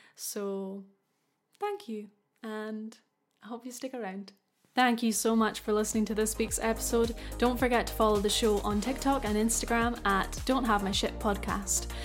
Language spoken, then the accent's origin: English; Scotland, United Kingdom; I'm from Scotland